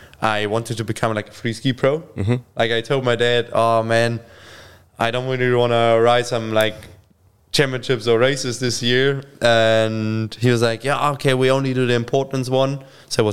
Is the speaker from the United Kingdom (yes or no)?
no; Kiefersfelden, Bavaria, Germany; English is a second language; I grew up in Kiefersfelden, is like, it's just small village